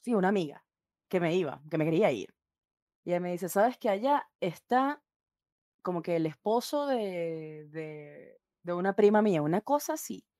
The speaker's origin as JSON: {"language": "Spanish", "country": "Venezuela", "moved": "yes", "lives_now": "Santiago, Chile", "said": "soy igual venezolana y estoy ahora mismo en Santiago de Chile"}